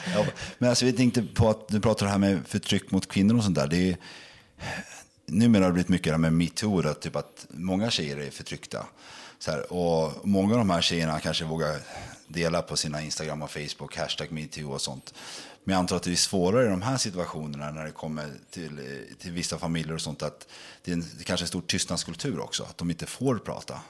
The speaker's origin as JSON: {"language": "Swedish", "country": "Sweden", "tie": "born or raised there", "said": "Jag är en svensk kille som är uppväxt i detta land"}